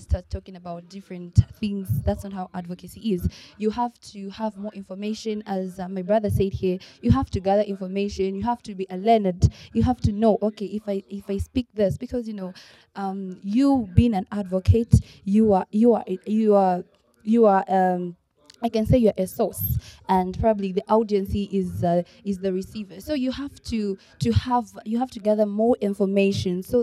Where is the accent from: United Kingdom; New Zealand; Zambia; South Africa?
Zambia; from Zambia